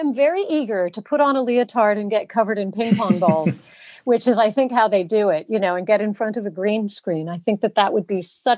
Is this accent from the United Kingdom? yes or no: yes; England, United Kingdom; I am indeed half British. I was brought up here in England.